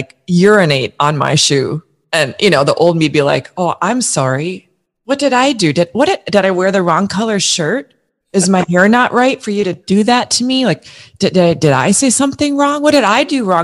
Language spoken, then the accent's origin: English; Minnesota, United States; also born or lived in New York; I live in St. Paul, Minnesota. I grew up in Minnesota.